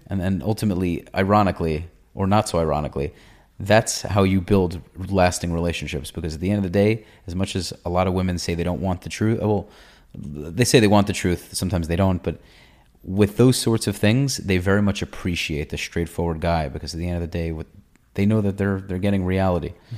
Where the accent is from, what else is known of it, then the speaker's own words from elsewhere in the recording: New York, United States; moved away; also born or lived in Israel; I'm from New York. I was in the Israeli army.